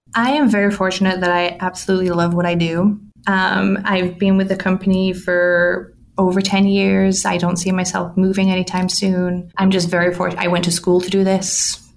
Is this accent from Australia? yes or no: no; England, United Kingdom; moved away as an adult; now in United States; I'm originally from England. I moved here 15 years ago